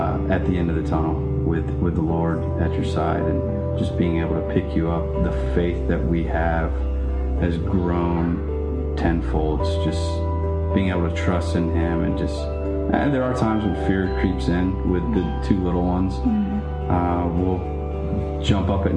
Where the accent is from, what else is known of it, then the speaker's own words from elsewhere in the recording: Abilene, Texas, United States; moved away as an adult; also born or lived in San Antonio, Texas; We're originally from Abilene, Texas. We met in high school